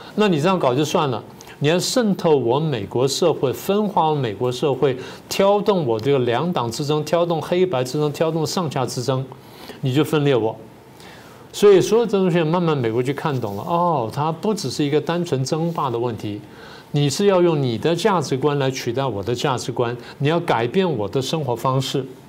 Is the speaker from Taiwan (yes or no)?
yes; Taiwan; 我们台湾人